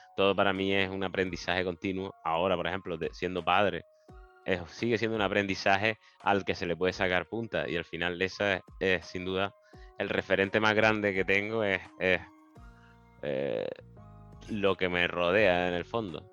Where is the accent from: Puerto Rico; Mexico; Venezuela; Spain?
Spain; Las Palmas de Gran Canaria, Canary Islands; moved away as an adult; also born or lived in Seville; me crié en las Reollas, en las Palmas de Gran Canaria